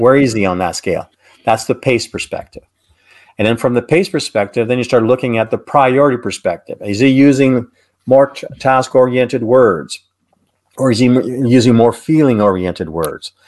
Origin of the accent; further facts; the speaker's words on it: Canada; I'm Canadian